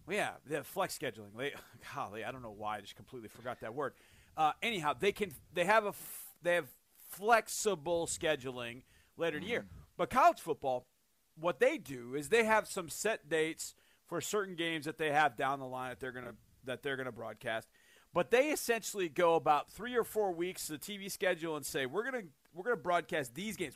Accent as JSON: {"language": "English", "country": "United States"}